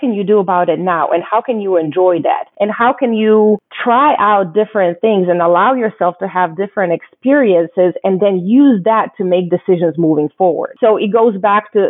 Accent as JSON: {"language": "English", "country": "Croatia", "tie": "born or raised there", "moved": "yes", "lives_now": "United States", "said": "growing up in Croatia"}